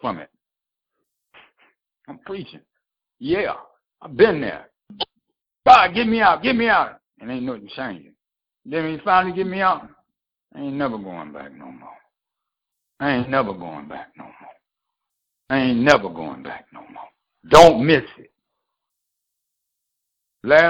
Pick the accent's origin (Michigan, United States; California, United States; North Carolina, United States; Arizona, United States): Michigan, United States; Detroit; moved away as an adult; I grew up in Detroit, and I have been out of the city for 2 years.